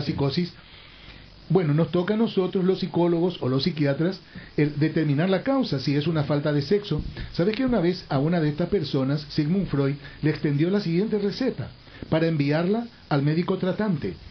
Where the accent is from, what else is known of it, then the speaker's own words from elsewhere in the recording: Paraguay; Como ciudadano paraguayo